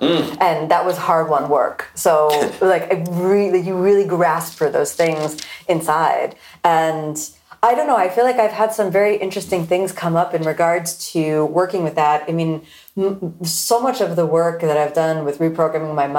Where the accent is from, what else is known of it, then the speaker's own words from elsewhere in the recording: Florida, United States; I'm born and raised in Florida